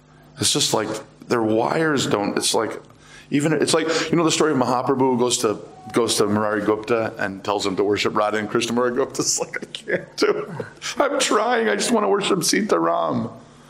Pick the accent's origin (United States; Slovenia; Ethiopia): United States; I am American